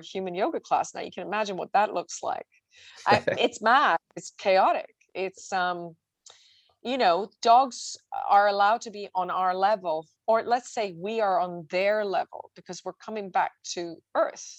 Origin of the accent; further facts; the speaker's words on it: Switzerland; I'm from Switzerland